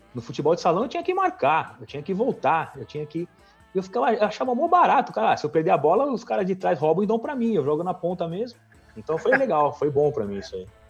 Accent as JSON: {"language": "Portuguese", "region": "São Paulo", "country": "Brazil", "tie": "born or raised there", "said": "eu nasci, cara, do lado do Juventus né, ali. E morei minha vida inteira no Tatuapé"}